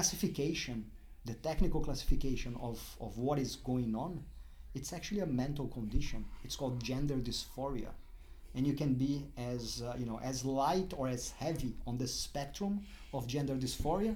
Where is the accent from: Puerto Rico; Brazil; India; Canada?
Brazil; moved away as an adult; also born or lived in Durham, United Kingdom / London, United Kingdom; now in Melbourne, Australia; As much as you can hear my accent, when you look at me, I don't look Brazilian